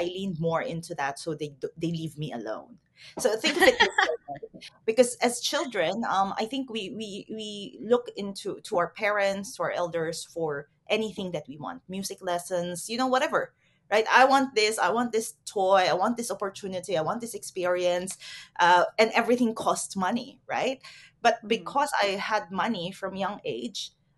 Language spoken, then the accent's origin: English; Philippines; also born or lived in Taiwan; I'm Filipina, and growing up in the Philippines, it's a very conservative culture